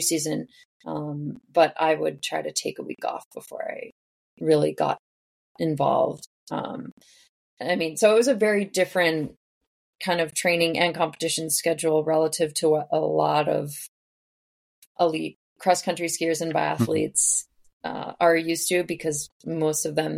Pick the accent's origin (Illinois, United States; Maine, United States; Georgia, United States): Maine, United States; Cape Elizabeth; now in Lake Placid, United States; I am originally from Cape Elizabeth, Maine. It's just outside of Portland.